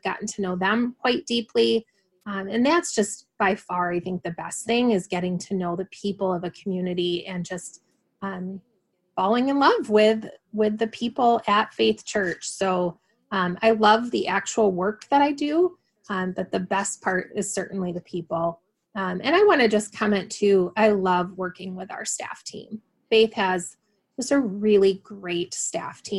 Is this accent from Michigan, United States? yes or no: yes; West Michigan, United States; moved away as an adult; also born or lived in West Coast / Grand Rapids; I grew up in West Michigan